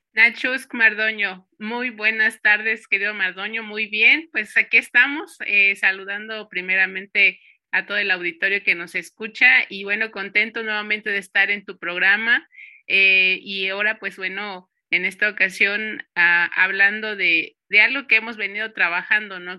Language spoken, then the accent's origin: Spanish; Santo Tomás, Michoacán, Mexico; now in Uruapan, Mexico; yo soy originaria de Santo Tomás y Santo Tomás pertenece a una de las cuatro subregiones de, de, lo que se conforma el territorio purépecha, que es la Cañada de los Once Pueblos